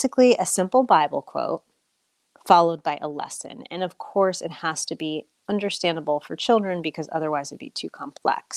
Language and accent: English; United States; also born or lived in Australia